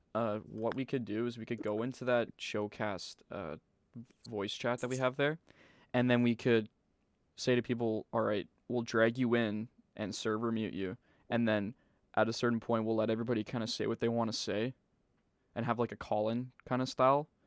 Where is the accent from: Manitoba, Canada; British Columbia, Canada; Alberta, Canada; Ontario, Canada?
Manitoba, Canada; we're from Manitoba